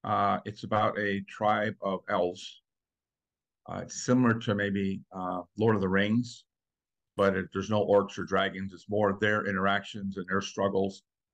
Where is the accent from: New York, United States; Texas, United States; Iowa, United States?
New York, United States; No, my dad was in the Air Force. So we moved around a lot and my grandparents lived here. So this has kind of been home pretty much most of my life.